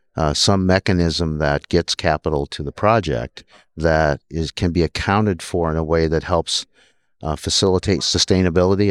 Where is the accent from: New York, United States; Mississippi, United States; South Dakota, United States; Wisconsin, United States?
South Dakota, United States; also born or lived in Minnesota; born and raised in South Dakota